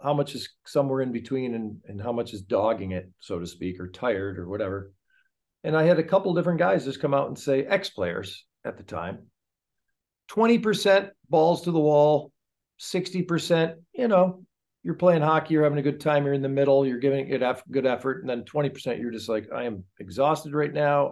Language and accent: English; United States; when I was growing up in Anglo U S